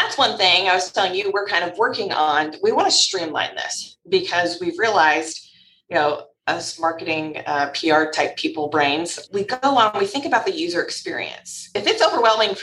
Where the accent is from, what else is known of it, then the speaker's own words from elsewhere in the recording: Louisville, Kentucky, United States; I was born and raised in Louisville. Louisville, if you don't know how to say it, that's how we say it here, us locals, Louisville, Kentucky